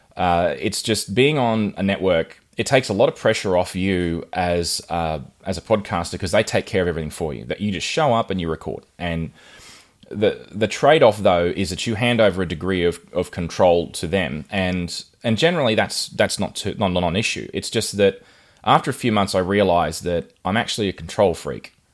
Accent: Rockhampton, Queensland, Australia; I grew up in Rockhampton, which is right on the Tropic of Capricorn.

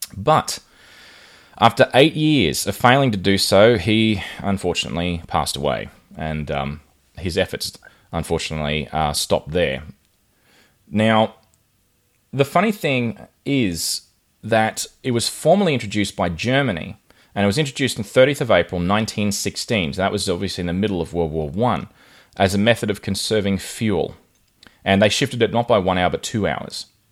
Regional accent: Rockhampton, Queensland, Australia; I grew up in Rockhampton, which is right on the Tropic of Capricorn.

